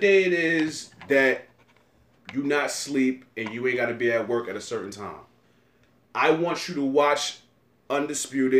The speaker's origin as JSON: {"language": "English", "town": "New York City", "region": "New York", "country": "United States", "said": "I'm from Brooklyn"}